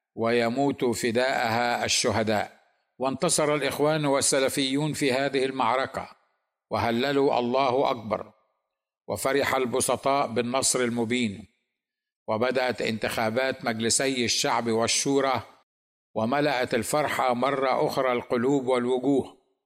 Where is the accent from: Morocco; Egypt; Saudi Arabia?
Egypt